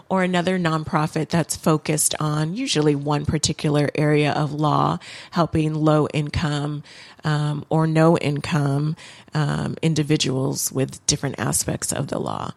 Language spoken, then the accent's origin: English; Lansing, Michigan, United States; also born or lived in Los Angeles; I spent most of my childhood in and around Lansing, Michigan, Um, but my parents did move us to Los Angeles for about three years while I was in elementary school.